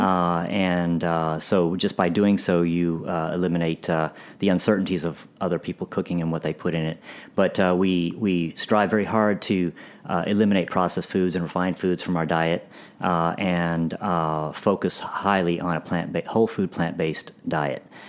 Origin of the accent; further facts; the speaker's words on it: Dallas, Texas, United States; I grew up in Dallas